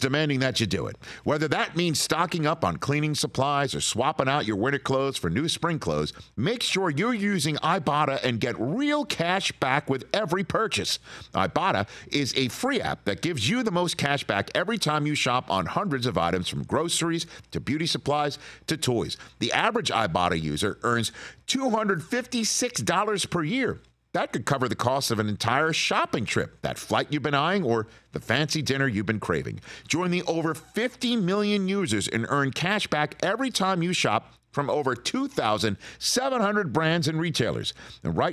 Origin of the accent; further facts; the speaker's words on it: New York, United States; now in Southern California, United States; I'm a New Yorker